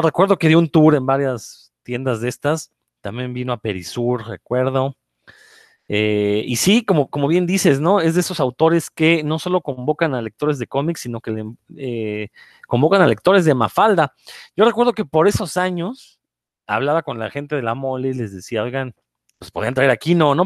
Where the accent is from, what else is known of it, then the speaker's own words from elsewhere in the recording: Mexico; soy el único mexicano